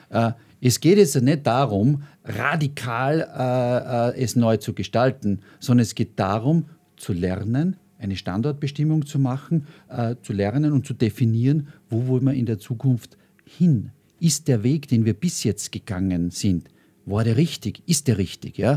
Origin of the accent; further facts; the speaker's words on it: Austria; als Österreicher darf ich das sagen, ich war sehr, sehr viel unterwegs.